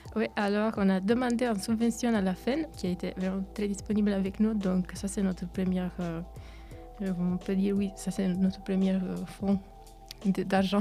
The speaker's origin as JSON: {"language": "French", "country": "Italy", "tie": "born or raised there", "also_born_or_lived": "Romania (ancestry)", "second_language": "French", "moved": "as an adult", "lives_now": "Neuchâtel, Switzerland", "said": "Je suis à l'origine roumaine, mais je suis née en Italie et j'ai vécu toute ma vie en Italie"}